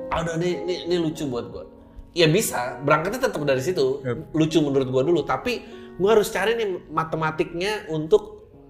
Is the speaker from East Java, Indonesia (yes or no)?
no; Jakarta, Indonesia; born there; sangat Jakarta banget ya karena gue lahir di Jakarta